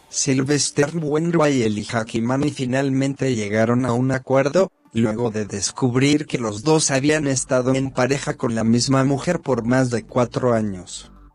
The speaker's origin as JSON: {"language": "Spanish", "town": "Dolores", "region": "Buenos Aires Province", "country": "Argentina", "said": "de Dolores"}